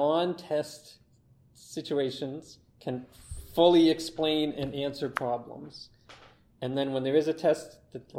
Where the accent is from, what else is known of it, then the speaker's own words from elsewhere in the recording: Durham Region, Ontario, Canada; I'm from Durham region, which is a little away from Toronto.